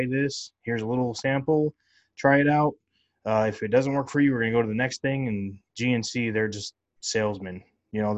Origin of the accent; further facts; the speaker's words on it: California, United States; moved away; I'm from California